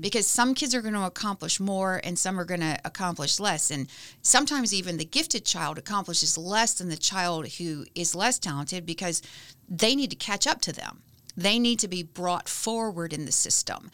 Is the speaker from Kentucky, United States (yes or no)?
yes; Lebanon, Kentucky, United States; now in Bloomington, United States; I grew up in a little town called Lebanon, Kentucky.